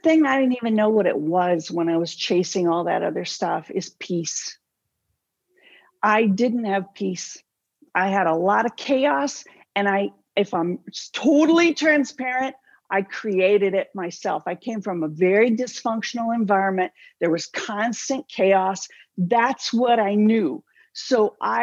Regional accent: Southern California, United States; I came from Southern California, close enough to Hollyweird, you know, far enough away I didn't claim it. But, you know, I watched that stuff my whole life

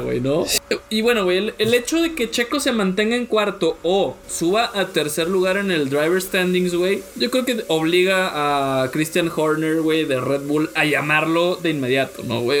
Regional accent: Mexico; soy mexicano

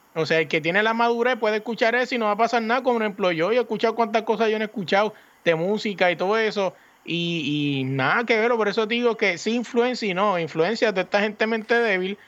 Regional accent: Puerto Rico; yo me crié en el Residencia Hermano La Pérez

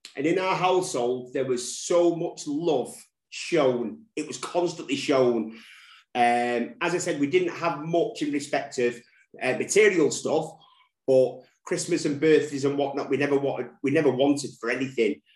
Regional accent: Manchester, North West England, United Kingdom; That's where I'm from. Um, uh, born and raised in Manchester. Never left Manchester

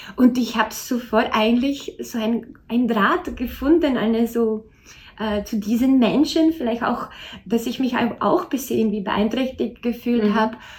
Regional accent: Czechia; moved away as an adult; now in Austria; ich bin gebürtige Tschechin

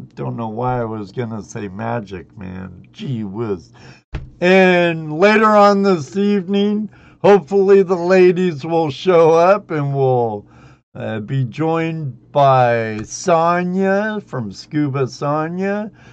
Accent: Southern California, United States; moved away; I grew up with him in Southern California

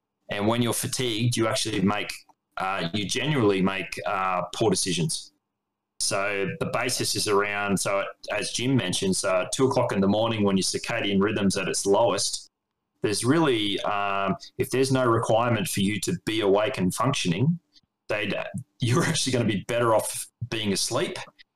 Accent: Australia; also born or lived in United States; And one of the things I noticed as an Australian

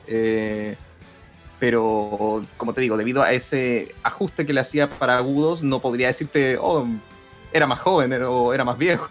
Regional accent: Chile; somos chilenos.

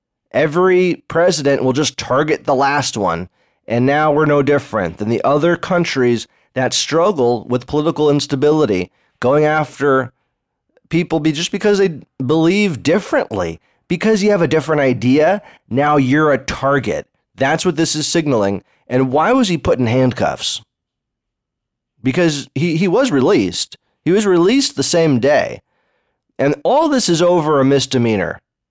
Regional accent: Berkeley, California, United States; You know, I grew up in Berkeley. You think I go to the gun? You think there's gun ranges in Berkeley?

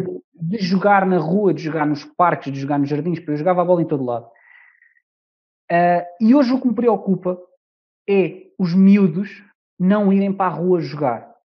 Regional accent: Amadora, Lisbon, Portugal; hoje posso dizer que sou da Amadora

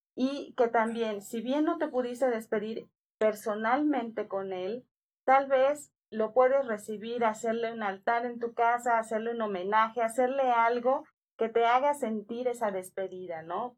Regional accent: Yucatán, Mexico; moved away; en mi tierra, en Yucatán

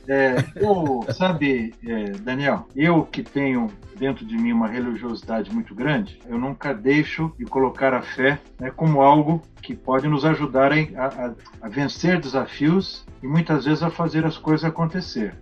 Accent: Brazil; todos nós somos cidadãos, todos nós somos brasileiros

